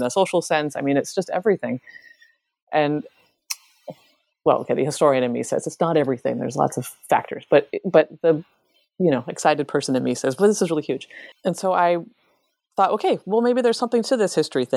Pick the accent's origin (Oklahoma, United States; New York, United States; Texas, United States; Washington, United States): Washington, United States; Seattle; moved away as an adult; I'm from Seattle